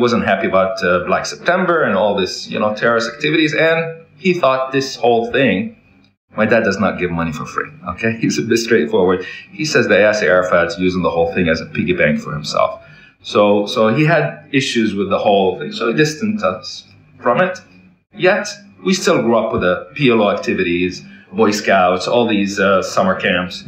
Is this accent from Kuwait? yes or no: yes; Kuwait; also born or lived in Canada / Toronto / Florida; now in Jerusalem, Israel; I was born in Kuwait, born and raised in Kuwait.